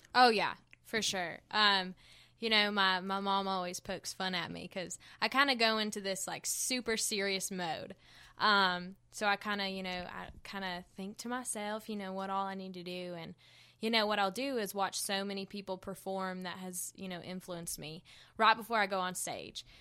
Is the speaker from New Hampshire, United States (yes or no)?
no; Hendersonville, North Carolina, United States; accent: country; I was born in Hendersonville, North Carolina. I grew up on a farm